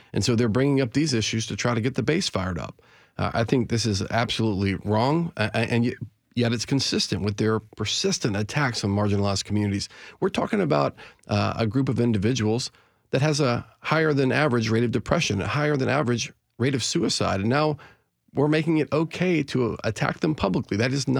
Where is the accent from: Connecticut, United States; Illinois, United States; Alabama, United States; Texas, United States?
Alabama, United States; Mobile; I grew up in Mobile, Alabama, hunting on the weekends with my grandfather and my father.